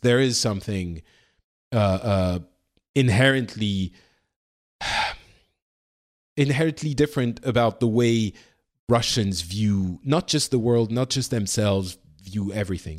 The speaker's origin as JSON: {"language": "English", "country": "Lebanon", "tie": "born or raised there", "moved": "yes", "said": "I was born in Lebanon"}